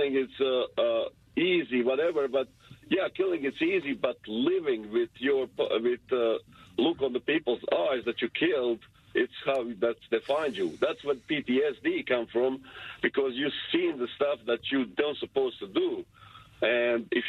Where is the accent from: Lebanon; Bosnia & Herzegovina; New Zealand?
Bosnia & Herzegovina; now in United States; I came from Bosnia and Herzegovina, the old Yugoslavian war